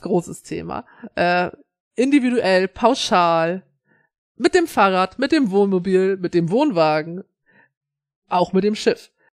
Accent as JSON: {"language": "German", "region": "Schleswig-Holstein", "country": "Germany", "said": "als Schleswig-Holsteiner"}